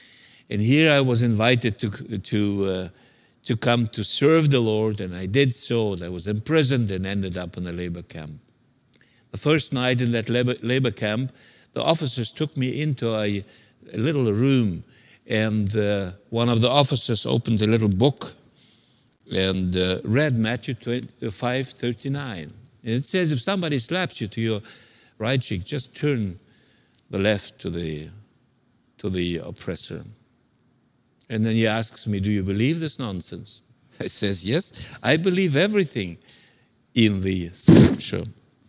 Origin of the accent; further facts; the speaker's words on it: Siberia, Russia; English is a second language; moved away; also born or lived in Central Asia; I'm from a Soviet background, so I was born in Siberia in a labor camp and then moved to Central Asia.